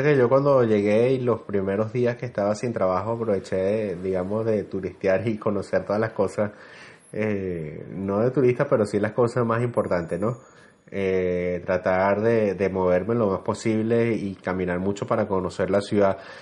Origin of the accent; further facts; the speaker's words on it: Venezuela; moved away as an adult; now in Santiago, Chile; sabemos que somos venezolanos, nos saludamos